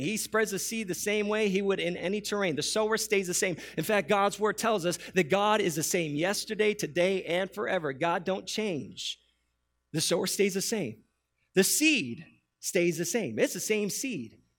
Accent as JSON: {"language": "English", "town": "New York City", "region": "New York", "country": "United States", "tie": "born or raised there", "moved": "yes", "said": "I, I born and raised in New York City"}